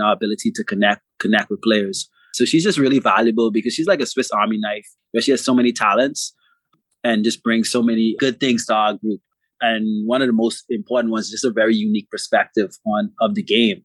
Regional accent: Bahamas; I'm from the Bahamas. I grew up playing fast pitch softball

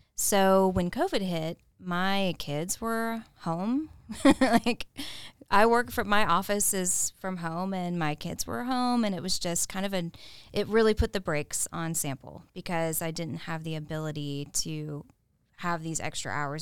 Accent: Augusta, Georgia, United States; I am from Augusta, um, born and raised

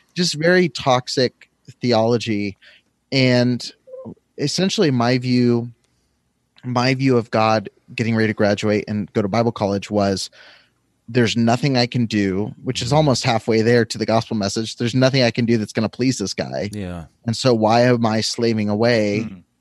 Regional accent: California, United States; I'm from California

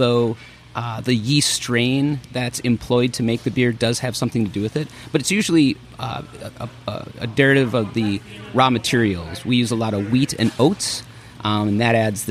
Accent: Minnesota, United States; now in San Luis Obispo, United States; I'm from Minnesota, so maybe I don't say it correct

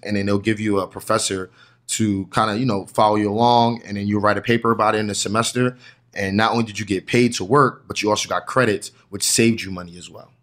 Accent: New Jersey, United States; I'm from New Jersey

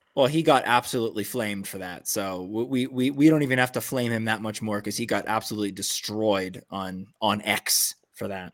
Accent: Los Angeles, California, United States; now in Santa Monica, United States; I'm West L A all the way

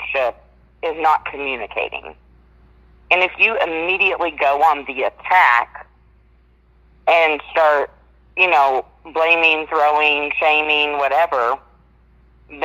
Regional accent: Arkansas, United States; I'm from Arkansas

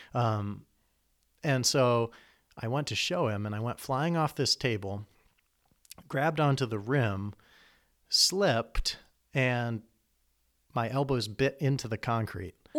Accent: Iowa, United States; moved away as an adult; also born or lived in Chicago; now in Lansing, United States; I grew up in Iowa, in the country

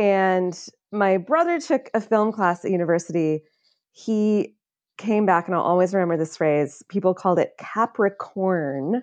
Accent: Illinois, United States; I'm from Illinois, so, you know, there's a Springfield, that's our capital

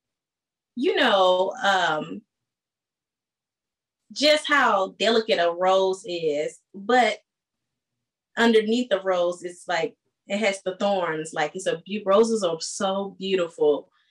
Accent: St. Louis, Missouri, United States; also born or lived in San Diego; now in Atlanta, United States; I'm born in San Diego, raised in St. Louis, and now residing in Atlanta

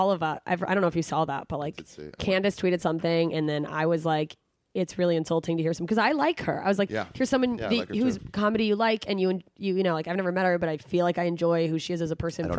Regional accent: Wiesbaden, Hesse, Germany; born there; Just garbage. I was born in Germany. So, hey, what's up?

